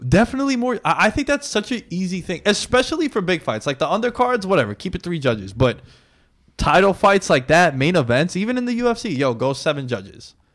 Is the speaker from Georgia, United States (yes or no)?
no; New York City, New York, United States; we're from New York City